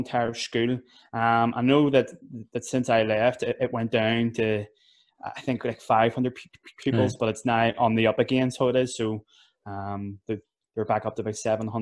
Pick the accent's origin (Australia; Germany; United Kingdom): United Kingdom; Belfast, Northern Ireland; I'm from West Belfast